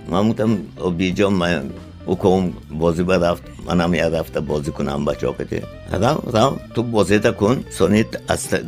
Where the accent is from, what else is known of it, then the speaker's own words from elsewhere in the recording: Tajikistan; ман миллатгарон нестам ман миллатдӯстам ман тоҷикам ва ҳамин забони миллатиман дӯст медорам